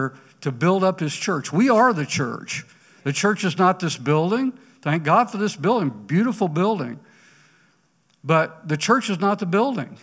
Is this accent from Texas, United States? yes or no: no; Ponca City, Oklahoma, United States; walking the streets of my hometown, Ponca City